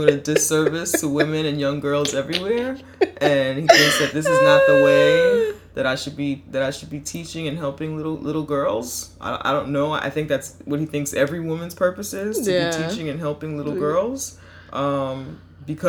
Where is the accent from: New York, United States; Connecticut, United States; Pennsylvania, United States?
New York, United States; New York City; my part of the Bronx. Like, I'm from Clarkson.